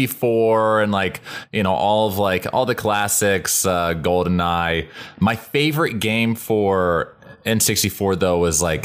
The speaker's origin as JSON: {"language": "English", "town": "Columbus", "region": "Ohio", "country": "United States", "moved": "yes", "lives_now": "Los Angeles, United States", "said": "I'm from Ohio originally."}